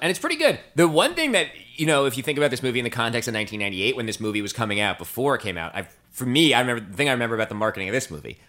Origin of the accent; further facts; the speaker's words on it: New Jersey, United States; moved away; also born or lived in New York; I'm from New Jersey.